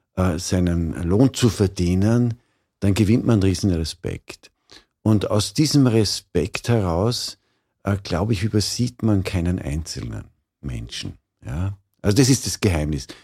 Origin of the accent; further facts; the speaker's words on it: Vorarlberg, Austria; Ich bin in Vorarlberg aufgewachsen